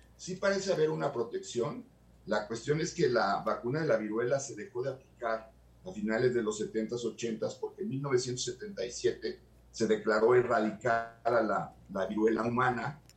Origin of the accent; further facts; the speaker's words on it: Mexico; como mexicano